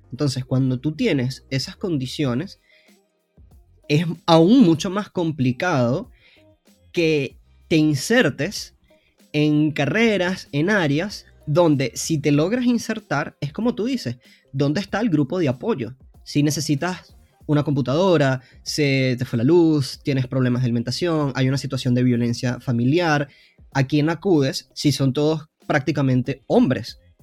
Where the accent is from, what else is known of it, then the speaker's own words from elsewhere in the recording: Venezuela; moved away as an adult; also born or lived in Argentina; soy venezolano, para los que no sepan en el podcast, aunque mi, mi, acento creo que me delata. Pero estuve como siete años en Argentina